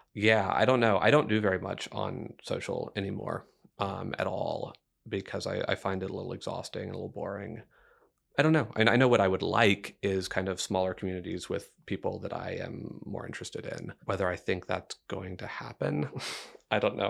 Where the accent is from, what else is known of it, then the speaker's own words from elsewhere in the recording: Dickinson, Texas, United States; moved away as an adult; now in San Marcos, United States; I grew up in Dickinson, Texas, which is right between Houston and Galveston.